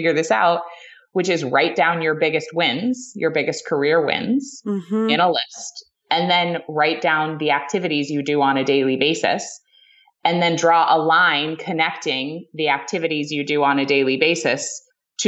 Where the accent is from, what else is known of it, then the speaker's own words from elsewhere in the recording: New England, United States; I was raised in New England by like Ivy League parents